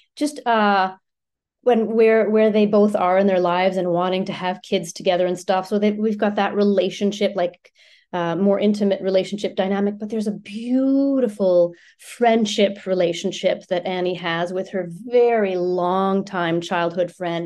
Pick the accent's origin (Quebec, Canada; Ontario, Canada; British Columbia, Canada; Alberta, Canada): Ontario, Canada; Ottawa; first language French; English is a second language; moved away as an adult; also born or lived in Halifax; now in Vancouver, Canada; I was born and raised in Ottawa